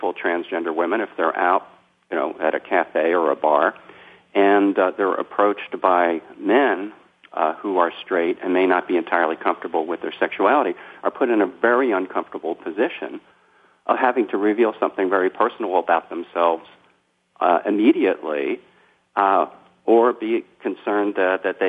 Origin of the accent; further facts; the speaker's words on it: Philadelphia, Pennsylvania, United States; moved away as an adult; now in New York City area, United States; I grew up in South Philadelphia and outside of Philadelphia